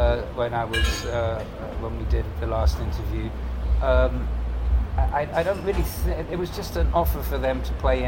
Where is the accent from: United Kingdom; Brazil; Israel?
United Kingdom; England; moved away as an adult; now in United States; I still got the accent, of course, but I've been here maybe 10 years more than I ever spent in England